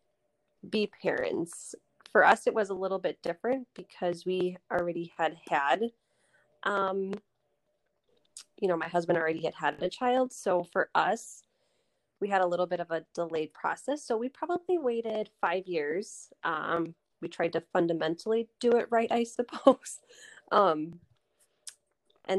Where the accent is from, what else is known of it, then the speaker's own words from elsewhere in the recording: Lake Country area, Oconomowoc, Wisconsin, United States; I live here in Oconomowoc with my husband. We are both from the Lake Country area